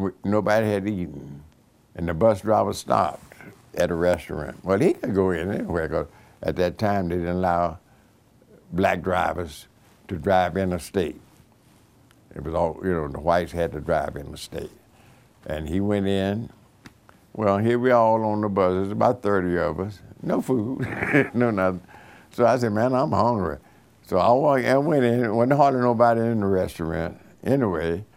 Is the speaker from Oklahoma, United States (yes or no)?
yes; Oklahoma, United States; I was born in Oklahoma